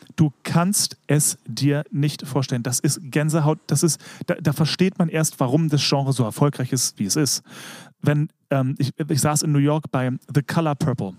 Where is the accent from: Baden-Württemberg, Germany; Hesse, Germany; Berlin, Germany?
Berlin, Germany; ich war ja als Kind im Staats- und Domchor Berlin